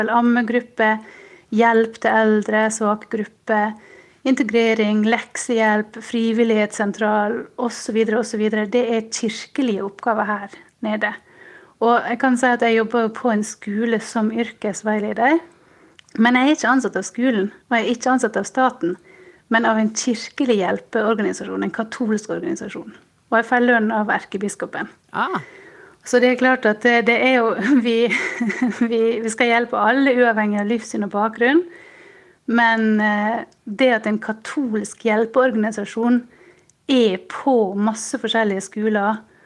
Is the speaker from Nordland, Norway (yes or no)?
no; Sjøholt, Møre og Romsdal, Norway; now in Munich, Germany; Jeg kommer fra Sjøholt på Sunnmøre